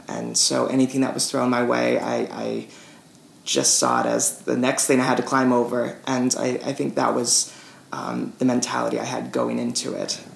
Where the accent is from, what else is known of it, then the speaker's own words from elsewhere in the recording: Petaluma, California, United States; my hometown Petaluma